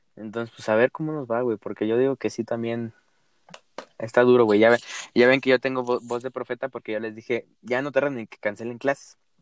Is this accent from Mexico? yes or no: yes; Mexico; uno como mexicano